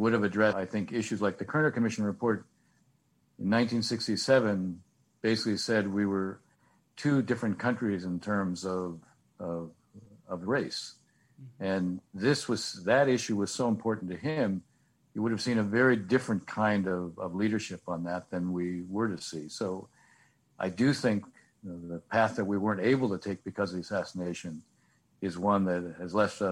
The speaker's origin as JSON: {"language": "English", "town": "San Francisco", "region": "California", "country": "United States", "tie": "born or raised there", "moved": "as an adult", "lives_now": "Washington, United States", "said": "I grew up in the San Francisco area"}